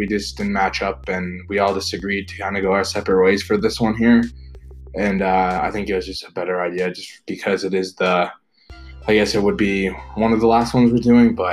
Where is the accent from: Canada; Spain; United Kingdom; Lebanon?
Canada; also born or lived in United States; I am from Canada, and I do go to school in the US